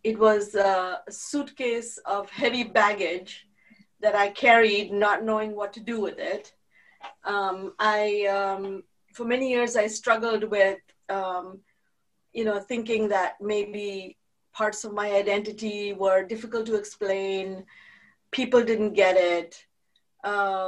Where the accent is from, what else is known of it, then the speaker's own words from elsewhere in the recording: India; now in United States; I was raised very Jewish and I was raised very proudly Jewish and Indian. And now I'm proudly American too